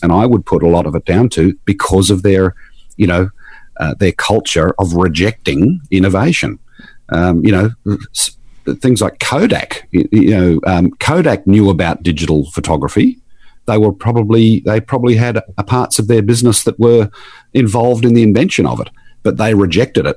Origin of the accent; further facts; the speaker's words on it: Queensland, Australia; I'm from Queensland